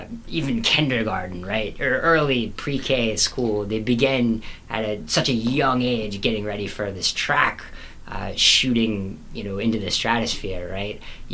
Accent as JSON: {"language": "English", "region": "Texas", "country": "United States", "said": "I come from Texas"}